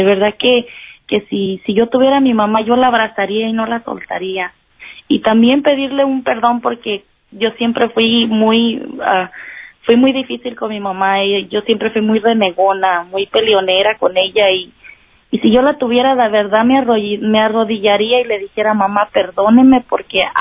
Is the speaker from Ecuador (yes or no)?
no; Jalpa, Zacatecas, Mexico; moved away; Ah, soy de Jalpa, Zacatecas.